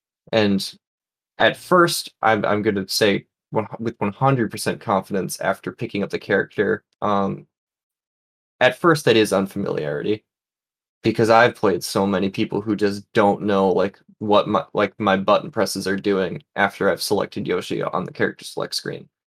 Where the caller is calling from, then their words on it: New England, United States; From New England. And New England.